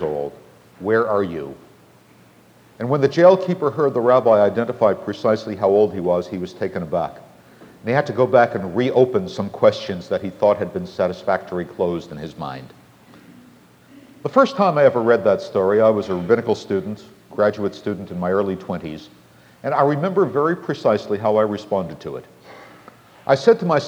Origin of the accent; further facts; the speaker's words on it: Boston, Massachusetts, United States; I'm from Boston